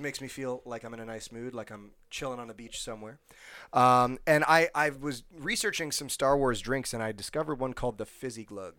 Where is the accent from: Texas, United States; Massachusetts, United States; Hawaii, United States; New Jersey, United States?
New Jersey, United States; also born or lived in Illinois; I'm from New Jersey